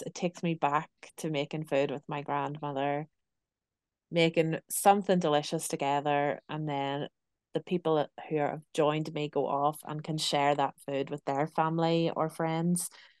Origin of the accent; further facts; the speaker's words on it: Belfast, Northern Ireland, United Kingdom; You know, I'm from Belfast in Northern Ireland, and I really miss home.